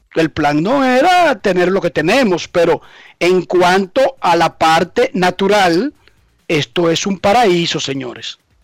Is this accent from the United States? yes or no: no; Dominican Republic